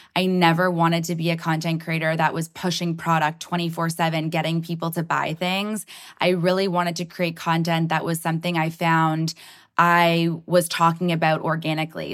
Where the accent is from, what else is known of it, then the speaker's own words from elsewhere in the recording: Toronto, Ontario, Canada; I'm so proud to be from Toronto